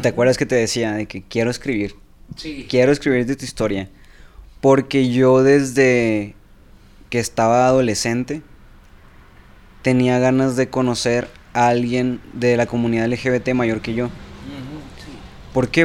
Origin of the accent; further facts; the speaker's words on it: Sinaloa, Mexico; yo soy de Sinaloa